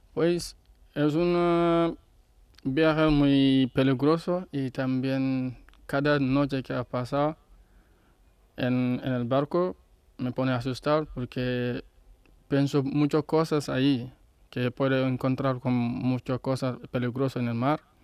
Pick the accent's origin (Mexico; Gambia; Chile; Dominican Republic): Gambia; Spanish is a second language; moved away as an adult; now in Spain; es verdad que estoy viviendo aquí tranquilo, pero Gambia es mi país